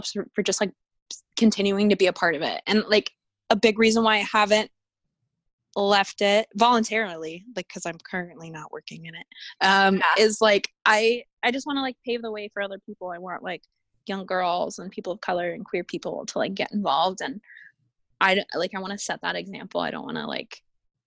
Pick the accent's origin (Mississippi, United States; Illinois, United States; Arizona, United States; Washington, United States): Arizona, United States; I'm from Arizona where it's like a dry oven